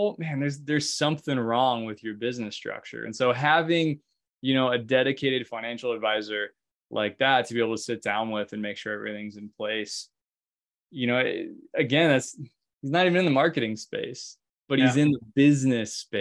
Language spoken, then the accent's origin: English; Alaska, United States; now in Oregon, United States; I'm from Alaska originally.